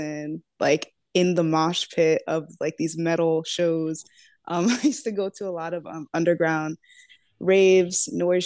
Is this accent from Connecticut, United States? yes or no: yes; New Haven, Connecticut, United States; I'm from New Haven